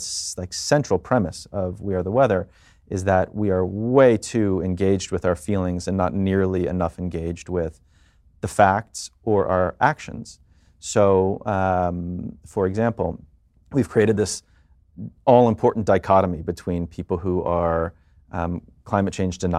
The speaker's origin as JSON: {"language": "English", "region": "New York", "country": "United States", "said": "I am a dad, I'm a New Yorker, I'm a Jewish person, as we just said, and I'm a citizen of both America and the world."}